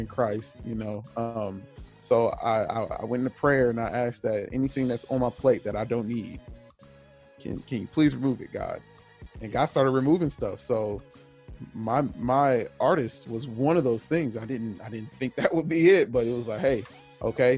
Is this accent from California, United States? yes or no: yes; Southern California, United States; also born or lived in Kansas; now in Wichita, United States; I grew up in Southern California